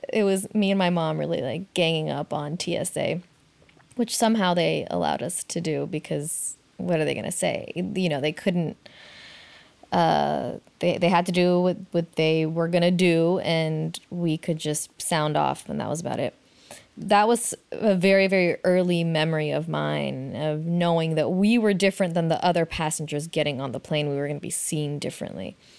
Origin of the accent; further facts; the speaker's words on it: Oakland, California, United States; growing up in Oakland